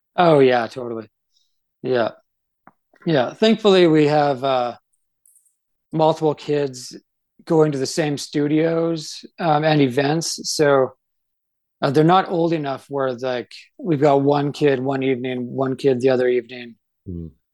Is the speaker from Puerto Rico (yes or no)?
no; Canada; moved away as an adult; now in Idaho, United States; I grew up in Canada and uh, I love that's like my home and I, I, grew up in a, like a really small town